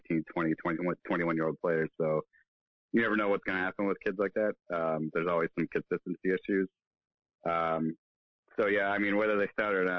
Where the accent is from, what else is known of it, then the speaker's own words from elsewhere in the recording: United States; speaking as an American, as a fan of American sports as well